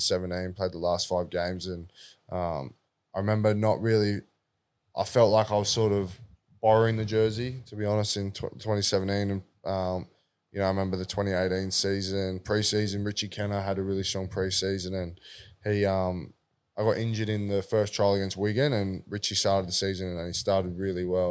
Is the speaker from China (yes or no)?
no; Sydney, New South Wales, Australia; being a South Junior myself